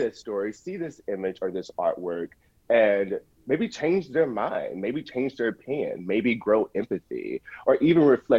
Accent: the South, United States; particularly growing up in the South, which is a bit more conservative than growing up in New York

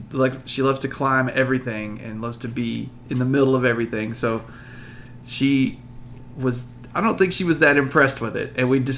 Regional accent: Abilene, Texas, United States; because I grew up around Abilene

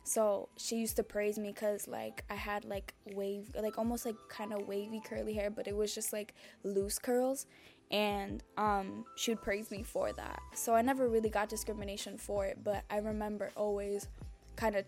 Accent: Dominican Republic; I'm from the Dominican Republic

